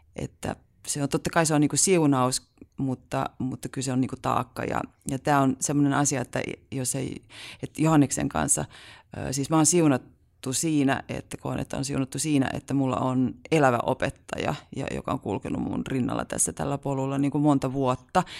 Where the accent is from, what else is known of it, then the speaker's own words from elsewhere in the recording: Haukivuori, South Savo, Finland; mä oon kotoisin Haukivuorelta, et mm. ihan myös hyvin pieneltä paikkakunnalta